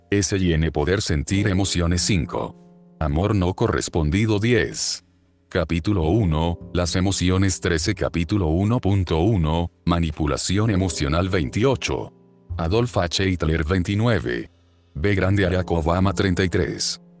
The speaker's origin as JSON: {"language": "Spanish", "town": "Badalona", "region": "Catalonia", "country": "Spain", "said": "tengo 20 años y soy de Badalona"}